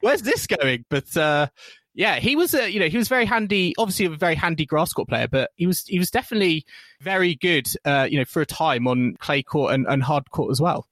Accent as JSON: {"language": "English", "country": "United Kingdom", "said": "as British fans"}